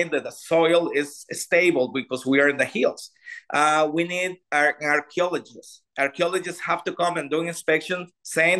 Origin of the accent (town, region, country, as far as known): Costa Rica; English is a second language